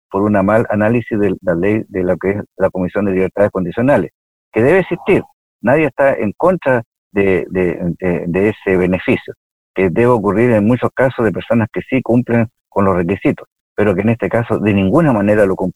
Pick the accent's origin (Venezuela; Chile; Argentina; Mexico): Chile; Villa Alemana, Valparaíso; Bueno, yo efectivamente soy de Villa Alemana, yo eh, viví en Villa Alemana, eh, estudié en el Liceo de Villa Alemana seis años